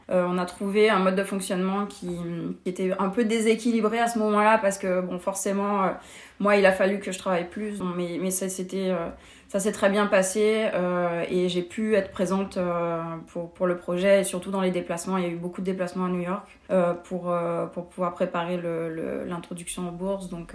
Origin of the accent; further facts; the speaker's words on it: France; moved away as an adult; also born or lived in Paris; now in Montreal, Canada; en tant que française